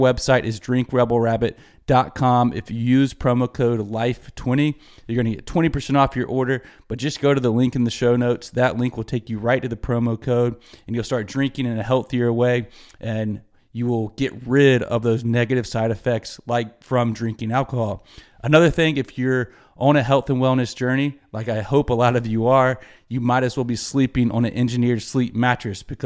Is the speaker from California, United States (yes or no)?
no; Greenville, South Carolina, United States; Greenville, South Carolina, my hometown.